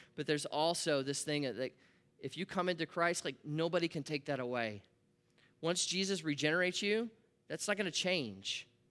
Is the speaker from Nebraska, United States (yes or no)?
yes; Nebraska, United States; I grew up in Nebraska